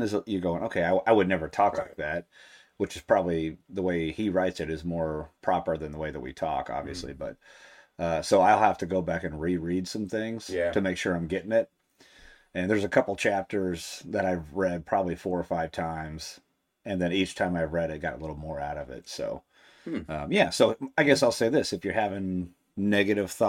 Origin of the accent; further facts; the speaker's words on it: Texas, United States; moved away; I'm from Texas